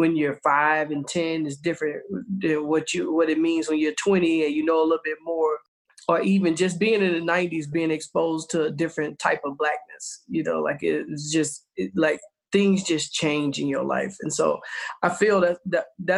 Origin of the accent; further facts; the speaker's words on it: the South, United States; growing up in the South, man, everybody's in church